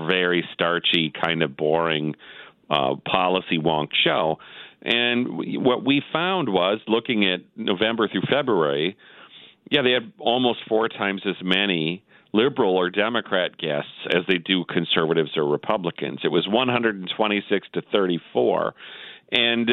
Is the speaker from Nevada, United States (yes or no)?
no; Wisconsin, United States; I'm from Wisconsin